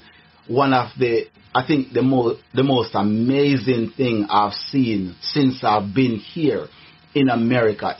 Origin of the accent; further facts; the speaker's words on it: Jamaica; moved away as an adult; also born or lived in Coffee County, Tennessee, United States; now in Manchester, United States; I'm originally from Jamaica. I'm a Jamaican, a Caribbean boy, you know, from the islands.